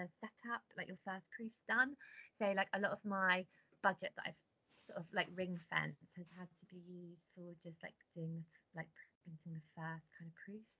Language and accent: English; Cornwall, South West England, United Kingdom; I grew up in Cornwall